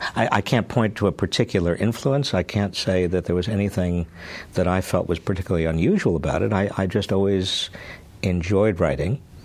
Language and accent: English; South Salem, New York, United States; also born or lived in Scranton, Pennsylvania; I was born in Scranton, Pennsylvania. Uh, I was raised in uh, South Salem, New York, a little town uh, about 60 miles north of New York City